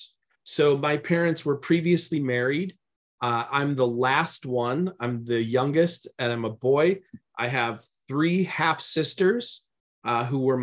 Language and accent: English; Bloomingdale, Illinois, United States; moved away as an adult; now in Los Angeles, United States; In the western suburbs of Chicago, a town called Bloomingdale